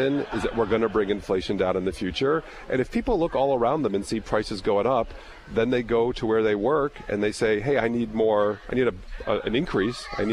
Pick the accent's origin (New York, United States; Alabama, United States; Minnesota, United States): Minnesota, United States; Minneapolis; I'm from Minneapolis